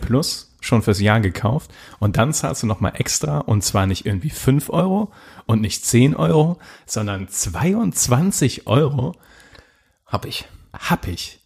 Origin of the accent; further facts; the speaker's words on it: Germany; als Deutscher